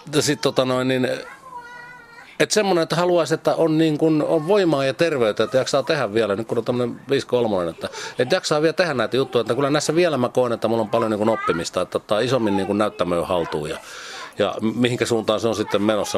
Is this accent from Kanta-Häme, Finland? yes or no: yes; a village in Kanta-Häme, Finland; Mä oon kasvanut siis semmoisessa Etelä-Hämäläisessä, Kanta-Hämäläisessä kylässä